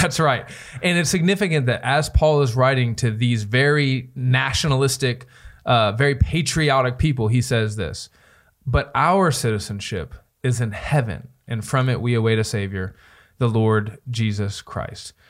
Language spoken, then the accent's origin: English; United States; I love being an American